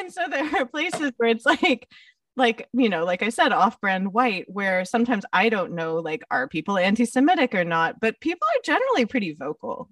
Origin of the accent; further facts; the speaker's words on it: United States; as an American and as a Jewish American, I'm the quiet one in my family